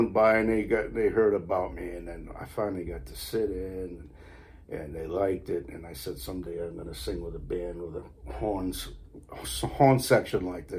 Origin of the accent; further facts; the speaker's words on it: Stonington, Connecticut, United States; also born or lived in Westerly, Rhode Island; now in Exeter, United States; I grew up about 3 miles, or not even 3 miles, a mile away from Westerly in Connecticut. On the shoreline, a little fishing village called Stonington.